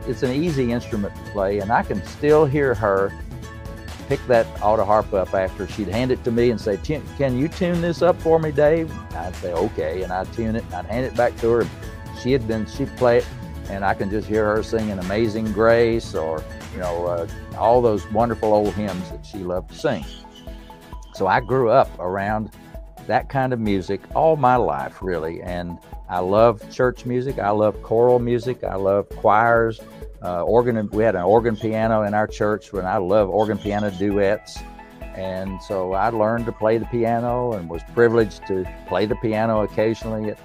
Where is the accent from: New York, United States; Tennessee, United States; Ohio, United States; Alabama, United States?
Tennessee, United States; Erwin; I was born in Tennessee in the United States, in the East Tennessee, up in the mountains.